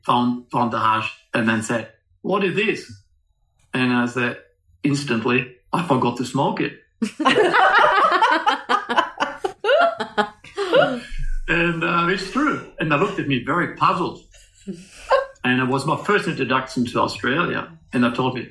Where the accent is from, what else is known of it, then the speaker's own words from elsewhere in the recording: Germany; moved away; I grew up in Germany throughout the late 60s.